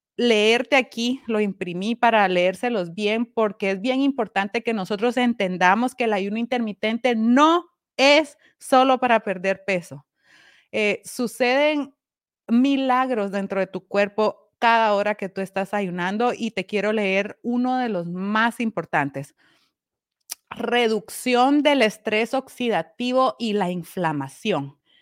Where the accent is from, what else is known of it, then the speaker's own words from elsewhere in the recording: Guatemala; now in Connecticut, United States; Yo estoy en Connecticut, soy guatemalteca